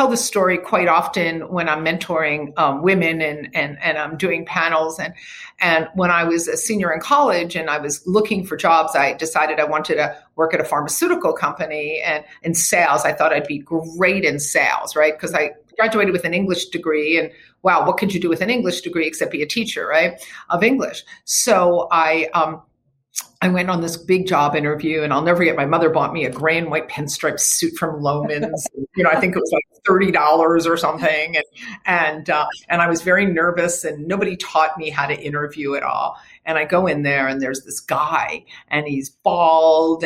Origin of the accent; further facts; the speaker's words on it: Havertown, Pennsylvania, United States; moved away as an adult; now in California, United States; I grew up in Philadelphia, in a town called Havertown, in the suburbs. And I moved to California when I was I was 23 years old